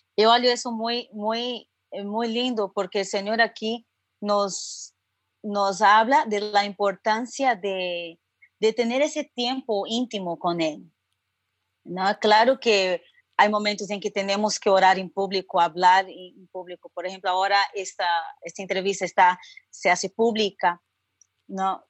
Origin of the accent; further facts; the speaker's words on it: São Paulo, Brazil; accent: Brazilian; Spanish is a second language; moved away as an adult; now in Santa Cruz, Bolivia; yo soy brasileña, tal vez por mi acento pueden reconocer